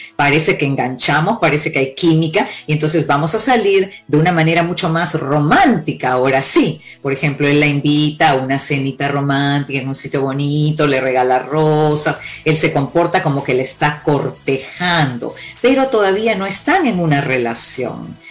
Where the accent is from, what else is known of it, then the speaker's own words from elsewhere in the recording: Peru; moved away; also born or lived in Cuba; Yo nací en Cuba, pero me crié en Perú